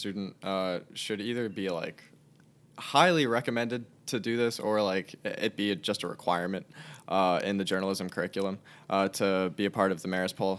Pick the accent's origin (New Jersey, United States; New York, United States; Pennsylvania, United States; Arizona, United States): New Jersey, United States; Elizabeth; So I'm originally from Elizabeth, New Jersey. It's right next to Newark Airport.